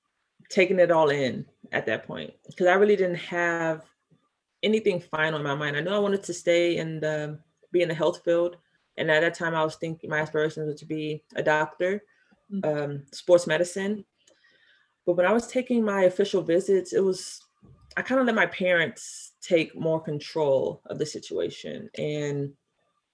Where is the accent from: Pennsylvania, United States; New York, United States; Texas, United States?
Texas, United States; Houston; I'm from Houston